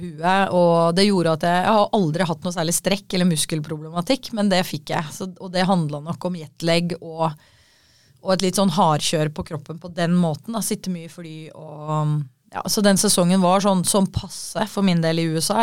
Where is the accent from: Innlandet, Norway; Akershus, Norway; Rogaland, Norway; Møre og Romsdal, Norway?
Akershus, Norway; Kolbotn; Jeg var jo født og oppvokst i Kolbotn